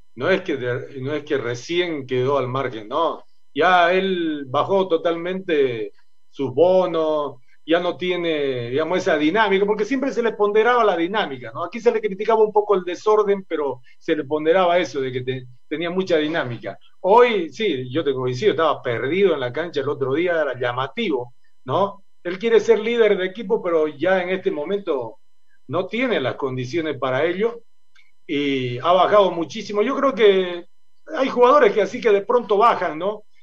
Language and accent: Spanish; Santa Cruz de la Sierra, Santa Cruz, Bolivia; nosotros somos de Santa Cruz